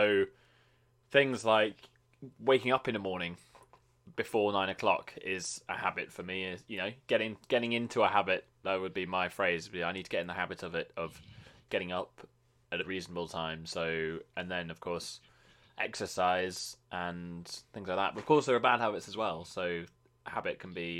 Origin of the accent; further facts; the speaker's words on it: United Kingdom; I'm British.